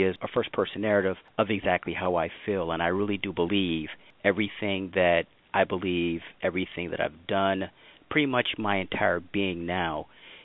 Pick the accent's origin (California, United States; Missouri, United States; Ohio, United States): Missouri, United States; St. Louis; my hometown of St. Louis